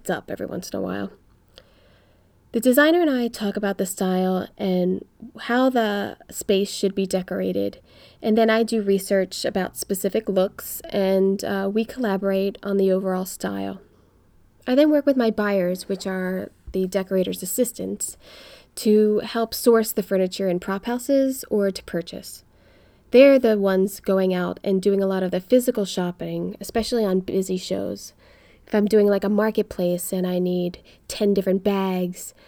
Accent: Philadelphia, Pennsylvania, United States; moved away as an adult; now in Los Angeles, United States; I'm from Philly. I moved to LA after college.

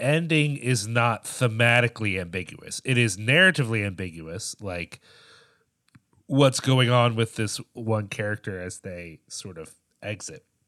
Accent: United States; as an American

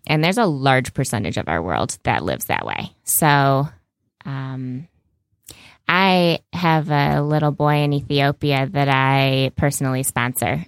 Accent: United States; as an American and I'm a young female American

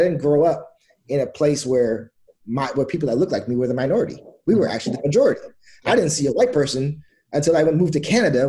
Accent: Gig Harbor, Washington, United States; born or raised there; also born or lived in Trinidad and Tobago

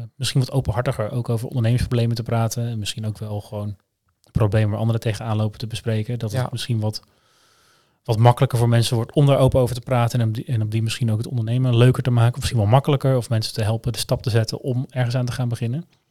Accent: Netherlands; Ik ben ook Nederlander

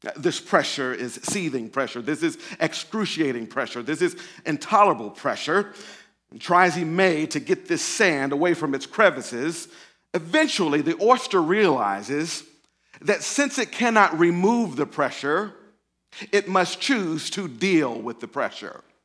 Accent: Pearl, Mississippi, United States; moved away as an adult; also born or lived in Jackson, Mississippi / Oakland, California; I was raised in a small town outside of Jackson, which is even smaller. And so, uh, that was a place called Pearl, Mississippi

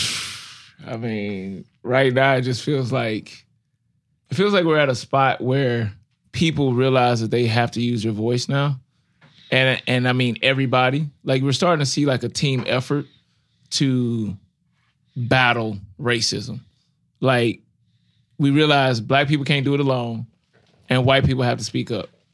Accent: Ferguson, Missouri, United States; I grew up in Ferguson

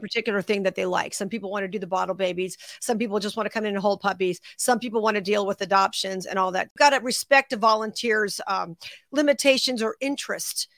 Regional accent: Las Vegas, Nevada, United States; Now, I am based in Las Vegas. That's my hometown.

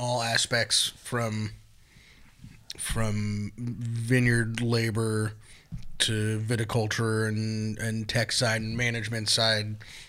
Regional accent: Sonoma/Napa, California, United States; my entire life, I growing up in Sonoma Napa vineyards

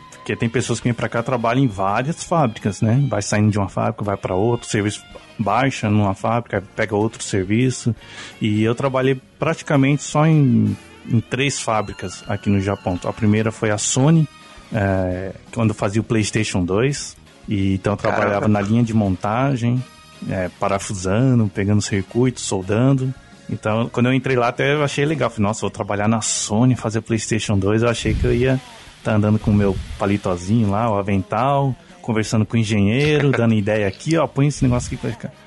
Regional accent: São Paulo, Brazil; moved away as an adult; also born or lived in Guarulhos / Lorena; now in Japan; eu sou de São Paulo, Morei bastante tempo em Guarulhos, também já morei em Lorena, que é interior de São Paulo.

